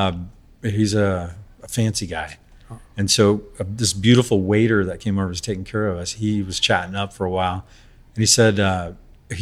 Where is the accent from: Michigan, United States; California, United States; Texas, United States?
California, United States; San Francisco; also born or lived in Napa Valley; San Francisco. It's my hometown.